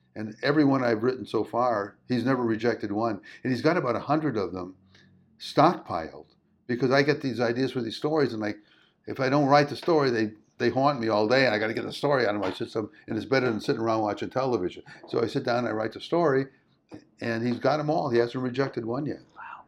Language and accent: English; Chicago, Illinois, United States; now in California, United States; I moved to California, and I grew up in Chicago